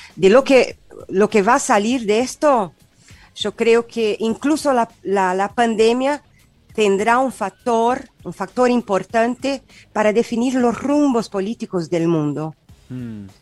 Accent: South Region, Brazil; Spanish is a second language; moved away as an adult; now in Argentina; yo soy del sur de Brasil

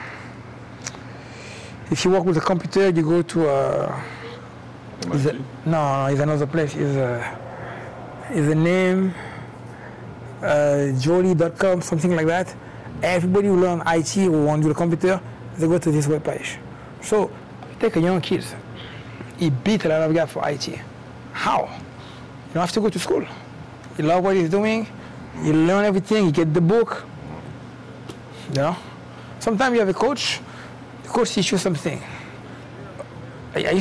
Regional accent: France; moved away as an adult; also born or lived in Cameroon; now in Atlanta, United States; I grew up in France, originally born in Cameroon

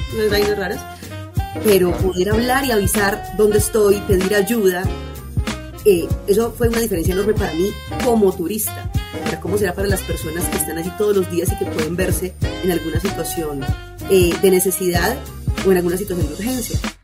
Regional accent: Medellín, Antioquia, Colombia; mi ciudad natal, parecía Medellín

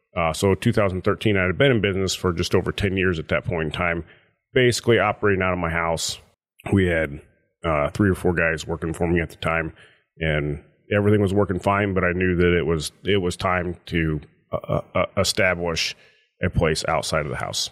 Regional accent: Paulding County, Ohio, United States; So, I was born and raised in Paulding County. I grew up, uh, south of Junction on a dairy farm

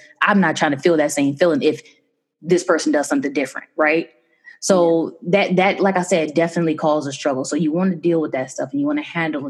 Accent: Chicago, Illinois, United States; I'm from Chicago

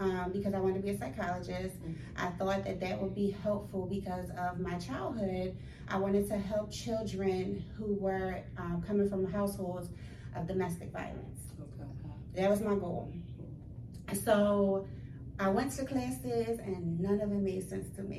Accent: Philadelphia, Pennsylvania, United States; I'm born and raised in West Philly

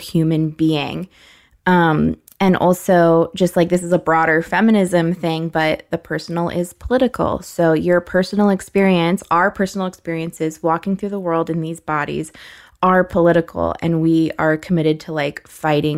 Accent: United States; as an American, I had a weak body used to air conditioning

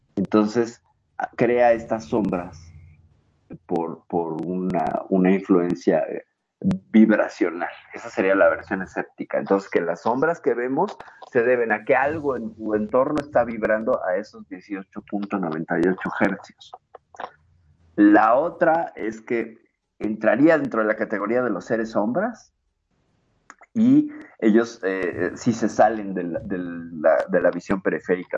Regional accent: Mexico; aquí en mi país

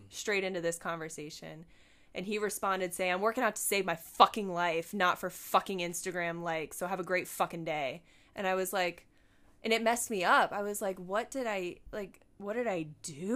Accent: Buffalo, New York, United States; moved away; I went home. I'm from Buffalo. I was born in Buffalo.

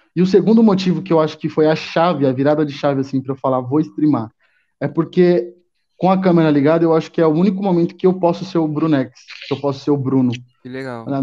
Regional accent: São Paulo, Brazil; Sou de São Paulo, São Paulo, São Paulo, capital e estado também. Moro aqui mais pela zona sul de São Paulo

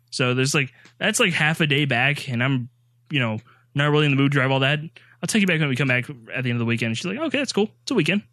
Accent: the South, United States; accent: Southern; I am from the South.

